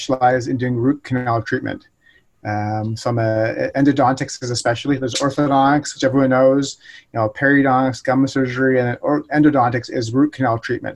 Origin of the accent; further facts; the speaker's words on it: Nanaimo, British Columbia, Canada; moved away as an adult; now in Port Moody, Canada; I grew up in Nanaimo, BC, so in Vancouver Island